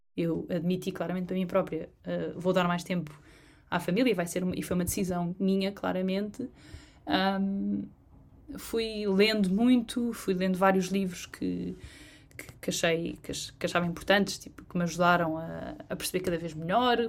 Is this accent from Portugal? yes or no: yes; Trás-os-Montes, Portugal; moved away; also born or lived in London; tanto de trás os montes, que é de onde eu, de onde eu sou